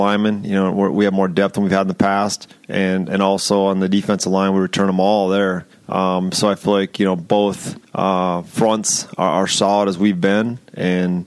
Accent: Cosmos, Minnesota, United States; also born or lived in Missouri; Cosmos, Minnesota, my hometown

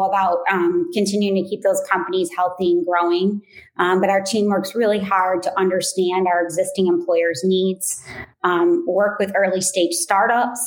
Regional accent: St. Joseph, Michigan, United States; also born or lived in Ann Arbor / Kalamazoo; I grew up in St. Joe. I went to the Catholic school there.

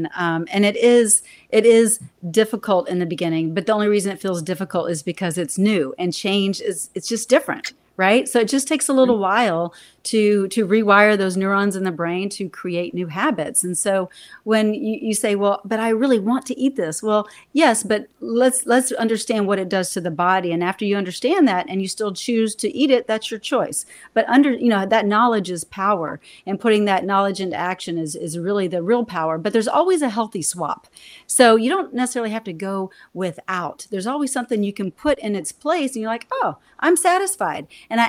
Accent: Texas, United States; I'm a Texan.

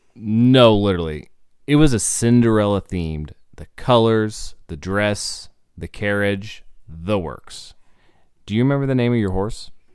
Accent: Indiana, United States; I was also born and raised in Indiana

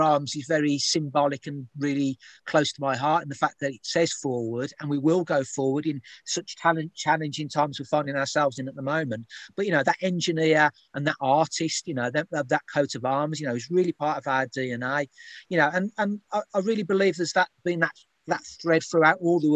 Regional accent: Birmingham, West Midlands, United Kingdom; When I grew up in Birmingham

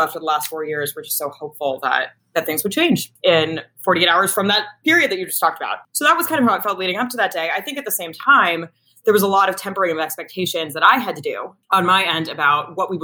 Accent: Washington, District of Columbia, United States; I grew up in Washington, D.C., in the city itself

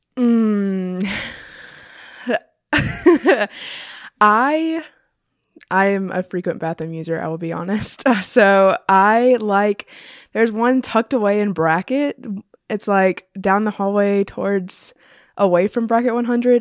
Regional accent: Florence, South Carolina, United States; I'm from Florence, South Carolina.

